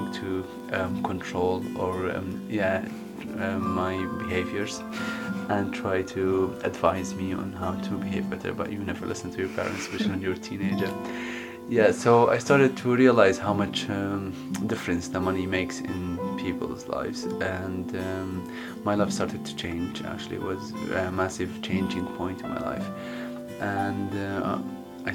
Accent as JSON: {"language": "English", "town": "Aleppo", "region": "Aleppo Governorate", "country": "Syria", "tie": "born or raised there", "also_born_or_lived": "United Kingdom", "second_language": "English", "moved": "as an adult", "said": "I'm from Syria. I was born in 88 in Aleppo, and I lived with my mom and two sisters. I grew up in quite a well-off background."}